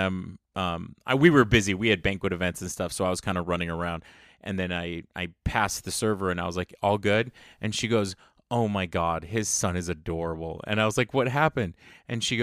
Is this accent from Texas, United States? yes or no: yes; San Antonio, Texas, United States; So it was funny growing up in San Antonio. If you don't know, San Antonio really is an amalgamation of like Mexican culture and US culture.